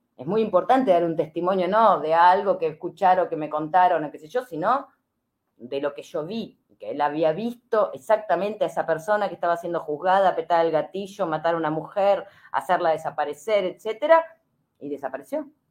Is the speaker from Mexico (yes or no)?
no; Argentina; nosotros también, como argentinos y argentinas